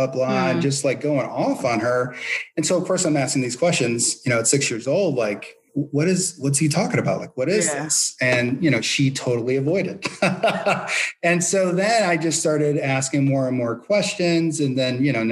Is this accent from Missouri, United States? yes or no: yes; St. Louis, Missouri, United States; I'm from the Midwest, you know, St. Louis, born and raised.